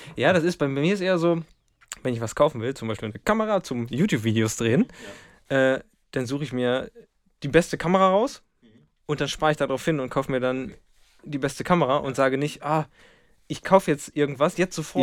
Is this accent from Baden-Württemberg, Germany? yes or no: no; Lemgo, North Rhine-Westphalia, Germany; ich komme aus dem Lipperland